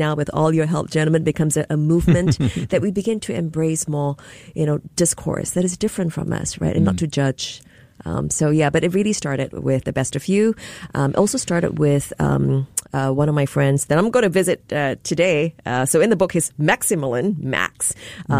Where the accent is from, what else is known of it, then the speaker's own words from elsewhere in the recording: Singapore; moved away as an adult; also born or lived in London / Los Angeles; now in Hawaii, United States; born and raised in Singapore